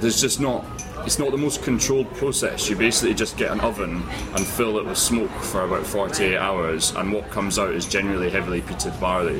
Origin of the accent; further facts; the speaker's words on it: Edinburgh, Scotland, United Kingdom; I'm from Edinburgh